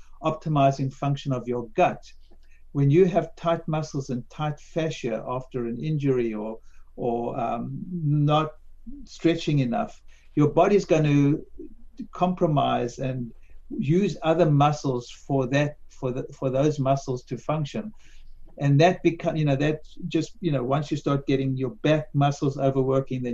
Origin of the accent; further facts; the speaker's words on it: South Africa; when I grew up in South Africa in the 50s and 60s